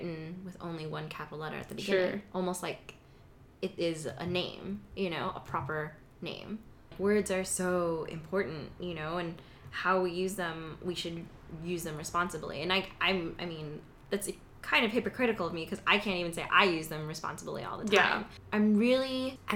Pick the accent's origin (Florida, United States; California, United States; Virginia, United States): California, United States; Southern; moved away as an adult; also born or lived in Midwest; But I grew up in Southern California